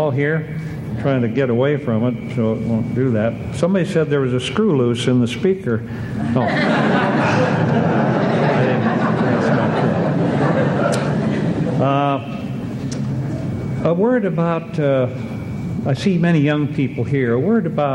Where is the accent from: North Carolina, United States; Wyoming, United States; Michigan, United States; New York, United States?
Wyoming, United States; Cody; I was raised in Cody, and we are home